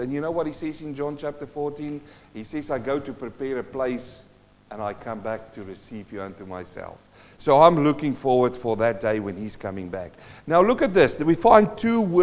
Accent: Western Transvaal, North West, South Africa; I grew up in Western Transvaal.

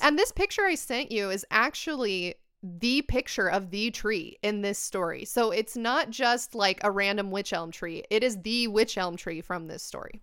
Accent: United States; I'm American and we're like a very simple folk

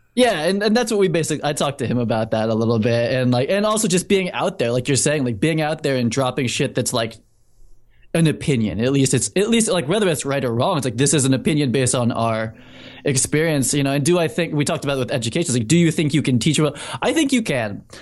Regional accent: Needham, Massachusetts, United States; moved away as an adult; also born or lived in New York City; I grew up in Needham.

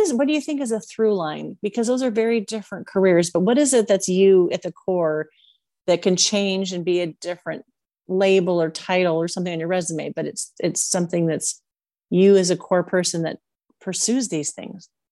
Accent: Puyallup, Washington, United States; moved away; also born or lived in Las Vegas; I grew up in Washington State in Puyallup

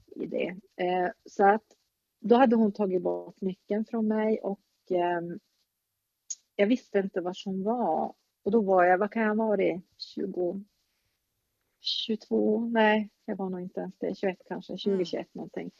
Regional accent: Luleå, Norrbotten County, Sweden; also born or lived in Stockholm; jag är uppvuxen här, men jag är inte född här

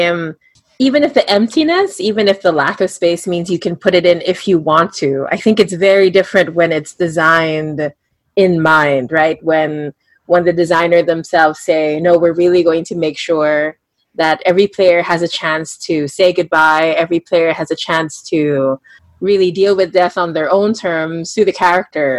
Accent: Singapore; I grew up in Singapore.

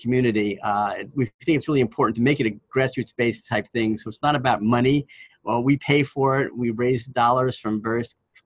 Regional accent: Washington, United States; my home state of Washington

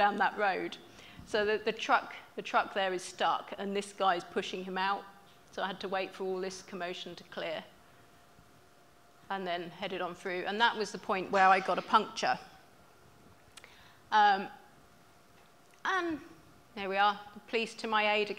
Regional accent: England, United Kingdom; I'm from England

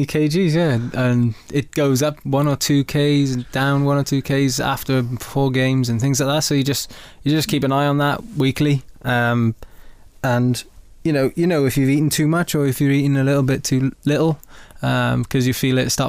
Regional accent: Caerphilly, Wales, United Kingdom; moved away as an adult; now in Exeter, United Kingdom; growing up in Wales, you play a lot of rugby.

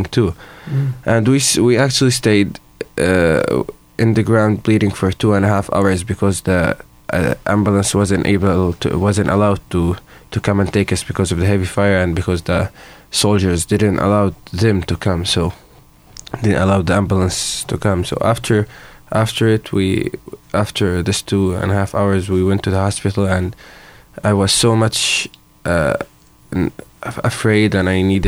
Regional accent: Jenin, West Bank, Palestine; I'm from Jenin, Palestine, and I'm living there for 11 years now.

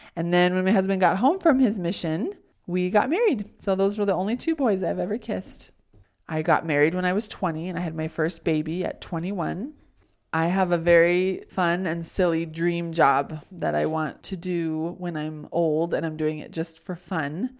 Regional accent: California, United States; I was born in California.

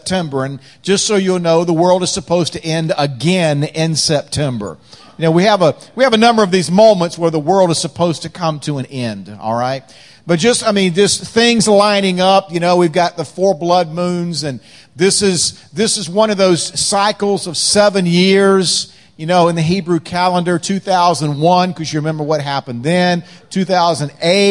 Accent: North Carolina, United States; accent: slow-cooked, carefully crafted dialect; now in Washington, D.C., United States; I'm not originally from Washington, D.C. I'm originally from North Carolina

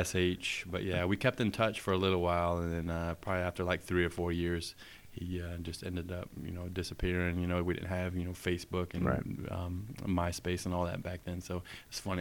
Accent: Tampa, Florida, United States; moved away as an adult; growing up in Tampa

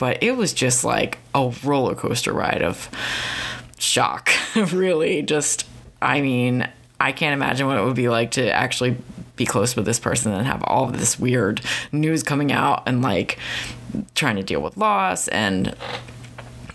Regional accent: United States; I'm just from Philly, Baltimore area

